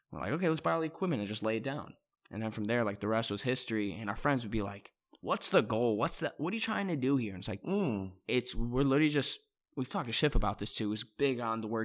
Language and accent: English; Cleveland, Ohio, United States; I'm from Clee. I'm from Cleveland.